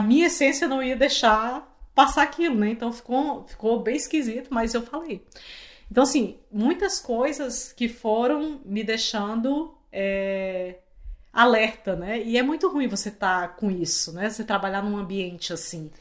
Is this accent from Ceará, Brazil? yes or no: yes; Fortaleza, Ceará, Brazil; moved away as an adult; now in Canada; eu sou de Fortaleza